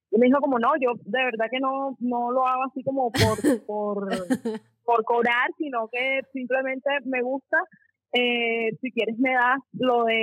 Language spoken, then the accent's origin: Spanish; Cartagena, Bolívar, Colombia; yo acababa de entrar a la universidad a estudiar diseño gráfico acá en, en Cartagena. Soy de Cartagena.